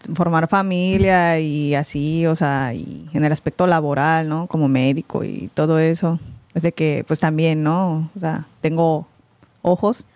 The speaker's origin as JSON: {"language": "Spanish", "country": "Mexico", "tie": "born or raised there", "also_born_or_lived": "United States", "said": "soy coreana por mis papás, pero pues me crié en México"}